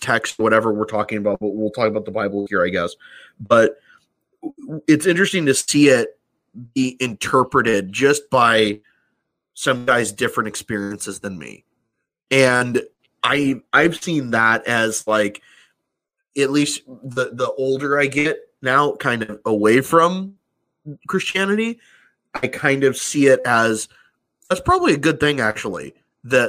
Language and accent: English; California, United States; moved away; also born or lived in New Mexico; I'm from California